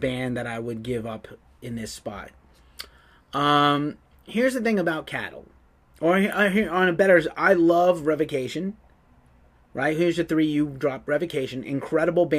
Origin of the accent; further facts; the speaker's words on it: New York, United States; I'm from New York